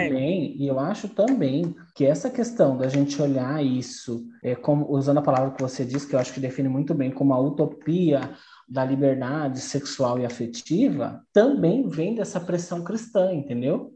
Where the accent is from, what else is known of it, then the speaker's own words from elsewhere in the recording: Brazil; eu sou brasileira